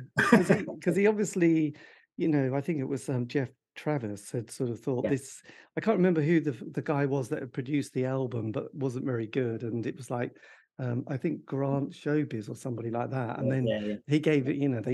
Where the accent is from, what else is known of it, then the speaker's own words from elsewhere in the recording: East Anglia, East of England, United Kingdom; I come from East Anglia